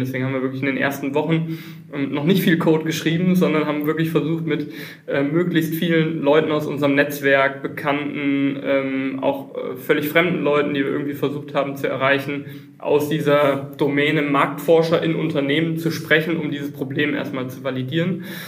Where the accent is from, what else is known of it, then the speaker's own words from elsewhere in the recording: Düsseldorf, North Rhine-Westphalia, Germany; moved away as an adult; now in Mannheim, Germany; ich bin ursprünglich Düsseldorfer, aber seit, äh, wie man es hier im Hintergrund sieht, 13 äh, Jahren Wahl Mannheimer